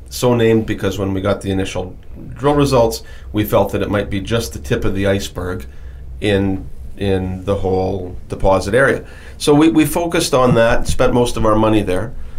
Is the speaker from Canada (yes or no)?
yes; Timmins, Ontario, Canada; I was born in Timmins, Ontario. And Timmins, Ontario is a small city in, in northern Ontario, Canada